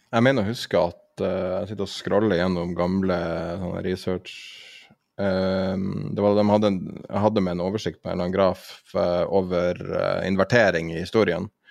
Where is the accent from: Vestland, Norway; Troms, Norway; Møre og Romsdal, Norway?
Troms, Norway; Tromsø; I Tromsø, der jeg er fra